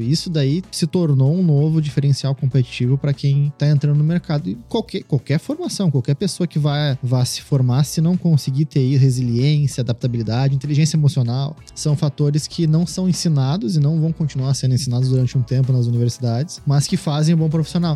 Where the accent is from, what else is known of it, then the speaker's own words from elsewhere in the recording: Porto Alegre, Rio Grande do Sul, Brazil; desde onde eu vim, na Ilha da Pintada, né? Sou da Ilha uhum. da Pintada. É um bairro de Porto Alegre